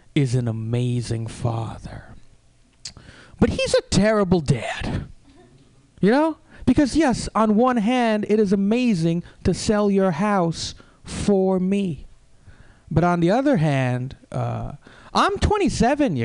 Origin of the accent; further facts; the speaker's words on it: Bay Area, California, United States; moved away as an adult; also born or lived in New York City; I grew up in the Bay, and in the Bay Area, I am Indian.